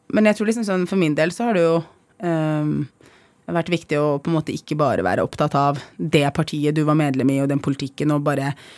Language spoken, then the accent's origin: Norwegian; Oslo, Norway; also born or lived in Iraq; jeg har vokst opp på Holmlia, jeg er flyktning